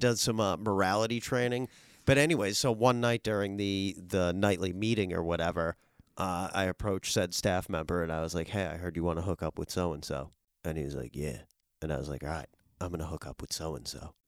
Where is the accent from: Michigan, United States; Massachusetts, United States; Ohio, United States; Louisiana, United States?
Massachusetts, United States; Worcester; moved away; also born or lived in northern New Jersey; I'm originally from Worcester, Massachusetts.